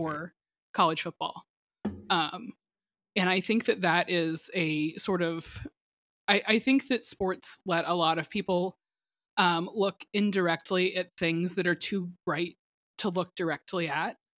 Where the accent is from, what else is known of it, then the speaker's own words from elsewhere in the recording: Atlanta, Georgia, United States; I grew up in Metro Atlanta.